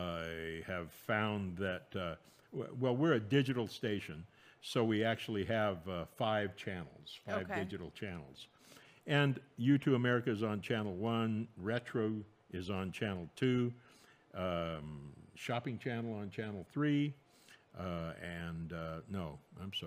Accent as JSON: {"language": "English", "town": "San Francisco", "region": "California", "country": "United States", "tie": "born or raised there", "also_born_or_lived": "Cupertino / Fresno / Alaska", "said": "I was born in San Francisco, raised there until, I was in the eighth grade"}